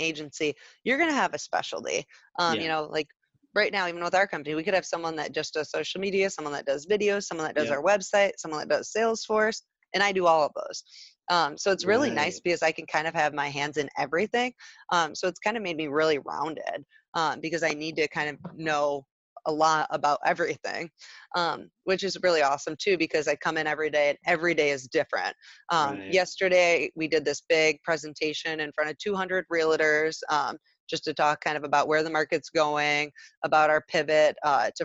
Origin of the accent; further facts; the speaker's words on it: Traverse City, Michigan, United States; moved away as an adult; also born or lived in Grand Rapids; I was back up in my hometown of Traverse City